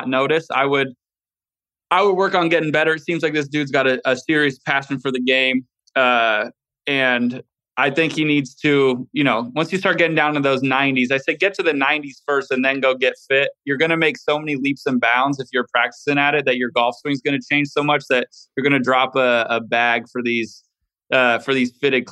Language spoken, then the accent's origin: English; Valencia, California, United States; born or raised there